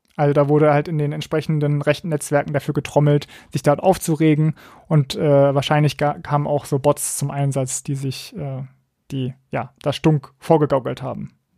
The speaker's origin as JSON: {"language": "German", "region": "Berlin", "country": "Germany", "said": "Ich komme ja aus Berlin, deswegen bin ich dem RBB irgendwie auch verbunden"}